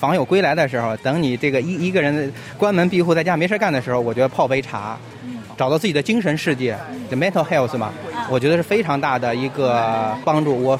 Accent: China; now in Sydney, Australia; 我们中国人

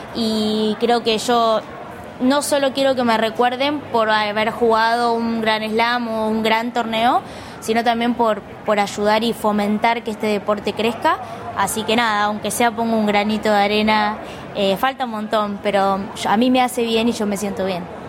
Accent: Cañuelas, Buenos Aires Province, Argentina; yo como soy de Cañuelas

